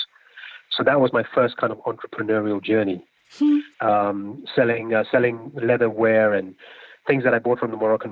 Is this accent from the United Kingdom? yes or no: yes; London, United Kingdom; I grew up in West London